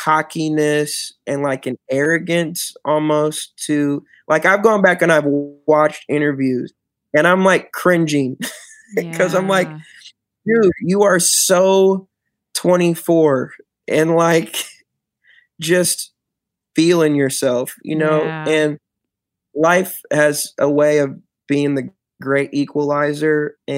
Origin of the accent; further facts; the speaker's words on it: Michigan, United States; moved away as an adult; now in Houston, United States; then the Detroit Pistons because I'm from Michigan.